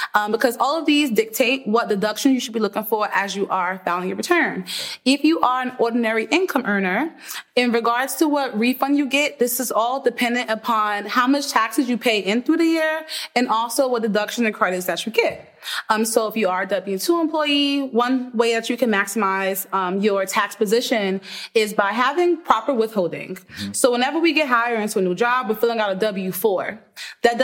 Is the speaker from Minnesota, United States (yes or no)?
no; New York City, New York, United States; born and raised in the Bronx, New York